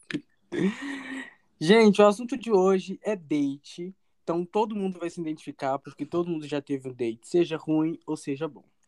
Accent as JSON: {"language": "Portuguese", "town": "Belo Horizonte", "region": "Minas Gerais", "country": "Brazil", "said": "a gente é de Belo Horizonte"}